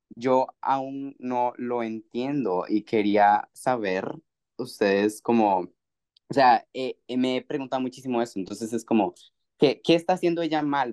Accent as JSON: {"language": "Spanish", "country": "Costa Rica", "said": "soy de Costa Rica"}